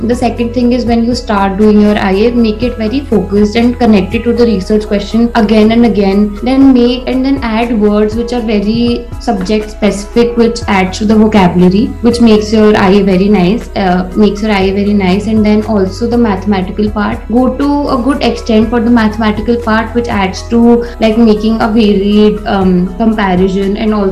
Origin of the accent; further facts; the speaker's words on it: Jaipur, Rajasthan, India; I am from Jaipur